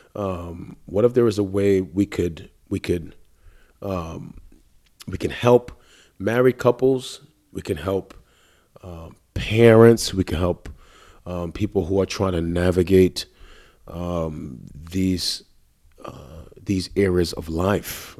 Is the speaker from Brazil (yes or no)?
no; New York City, New York, United States; moved away as an adult; also born or lived in North Carolina / Columbus, Ohio; now in Atlanta, United States; we grew up together in Queens, New York, ran the streets together